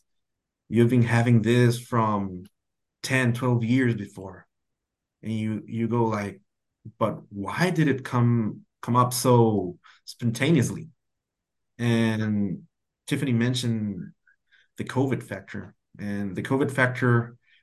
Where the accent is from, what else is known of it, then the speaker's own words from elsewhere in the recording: Tijuana, Baja California, Mexico; I've lived all my life here in Tijuana, Mexico, very close to the border to California. Right next to the border, actually. And my hometown is Playas de Tijuana